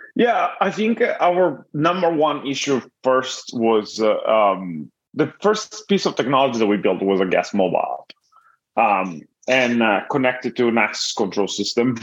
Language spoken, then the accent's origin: English; Italy; moved away as an adult; now in Los Angeles, United States; I'm originally from Italy and, and I moved here about uh, to Millet 14 years ago.